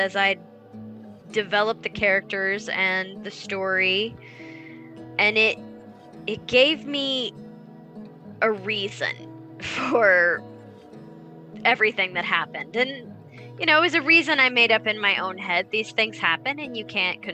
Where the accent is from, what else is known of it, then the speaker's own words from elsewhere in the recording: Salina, Kansas, United States; I come from Salina, Kansas